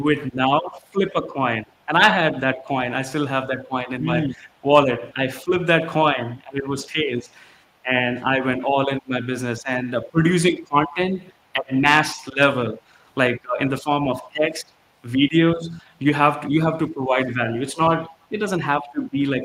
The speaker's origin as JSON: {"language": "English", "country": "India", "tie": "born or raised there", "moved": "as an adult", "lives_now": "United States", "said": "I born and raised in India, came to the US in 2015 with my wife"}